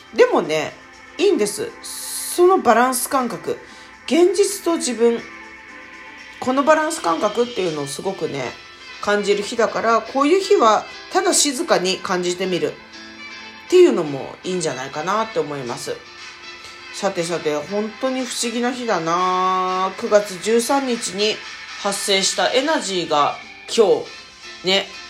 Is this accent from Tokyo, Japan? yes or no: yes; Tokyo, Japan; accent: Edo dialect; 私もともとあの、東京出身で自分の方言は江戸弁っていう方言なんですけど